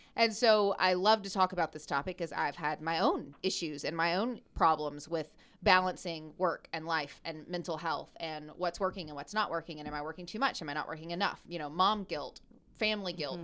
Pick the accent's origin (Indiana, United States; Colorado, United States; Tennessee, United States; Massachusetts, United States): Tennessee, United States; Memphis; I'm from Memphis, Tennessee.